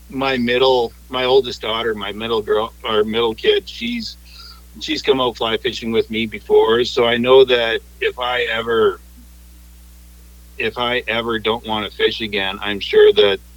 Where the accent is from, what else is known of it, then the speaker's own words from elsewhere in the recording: Washington, United States; So, I know, I grew up on the Chehalis River. So I used to be the kid that rode my BMX to the river and came back with two go on the handlebars.